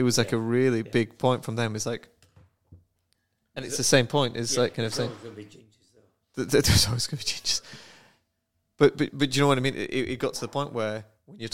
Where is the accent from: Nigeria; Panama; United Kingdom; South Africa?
United Kingdom; England; moved away as an adult; also born or lived in Canada; now in Arizona, United States; I'm pure English until, 200 years ago?